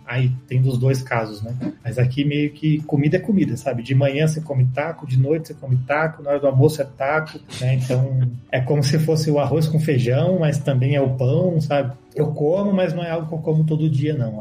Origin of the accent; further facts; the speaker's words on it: Santo André, São Paulo, Brazil; moved away as an adult; now in Mexico; eu sou de, Santo André, no ABC paulista aí. Eu falo que eu sou de São Paulo, que é mais fácil para as pessoas saberem